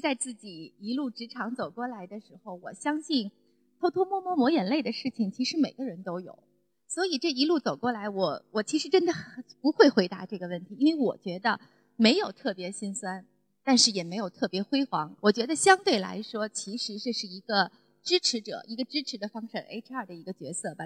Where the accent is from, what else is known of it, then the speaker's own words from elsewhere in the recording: China; 我们中国人